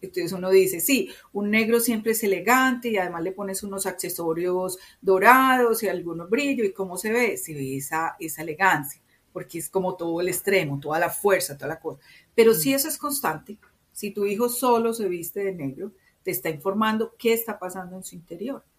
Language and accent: Spanish; Medellín, Antioquia, Colombia; como yo soy paisa, se espera de mí tal cosa, porque nací en Medellín, soy colombiana